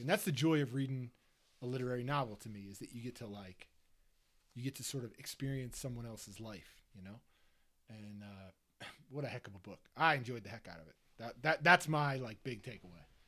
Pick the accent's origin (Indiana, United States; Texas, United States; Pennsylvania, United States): Pennsylvania, United States; Delaware County; I'm from Delaware County